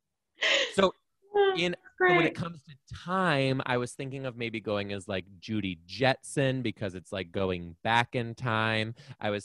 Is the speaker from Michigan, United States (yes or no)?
yes; Southeast Michigan, United States; I grew up in Southeast Michigan